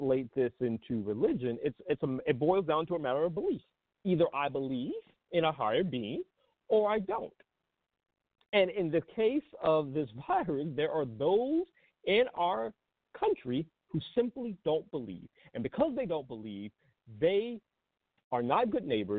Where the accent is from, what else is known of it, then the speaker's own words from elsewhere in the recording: Georgia, United States; moved away; My home state of Georgia